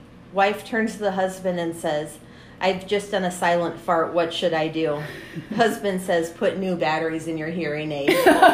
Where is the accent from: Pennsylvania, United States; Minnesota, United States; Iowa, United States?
Iowa, United States; Decorah; moved away as an adult; now in New Hampton, United States; My husband and I and my two kids live in New Hampton. I'm originally from Decorah